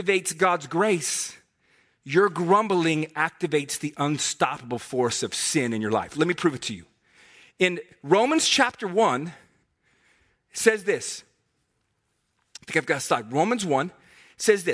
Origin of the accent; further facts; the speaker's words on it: Herndon, Virginia, United States; moved away; I'm from Herndon